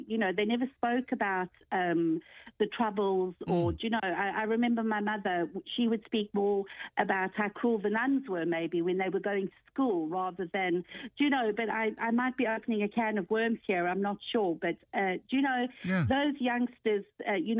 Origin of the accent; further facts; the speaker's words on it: South Africa; moved away as an adult; also born or lived in London; I actually was born in London and left London when I was four, and lived in South Africa for 17 years and left in 1987